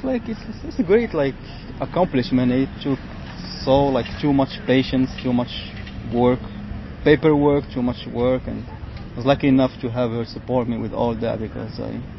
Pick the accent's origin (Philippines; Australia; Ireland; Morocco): Morocco; now in United States; I'm from Morocco.